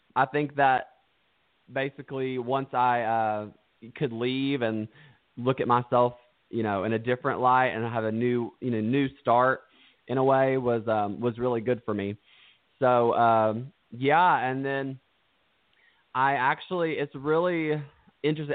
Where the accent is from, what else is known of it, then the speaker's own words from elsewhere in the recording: Stearns, Kentucky, United States; I'm from Stearns, Kentucky